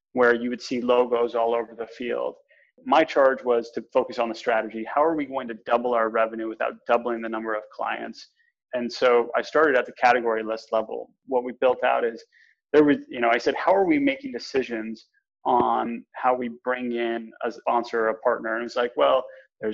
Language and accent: English; New Canaan, Connecticut, United States; also born or lived in Boston, Massachusetts / Salt Lake City, Utah; I grew up in New Canaan, Connecticut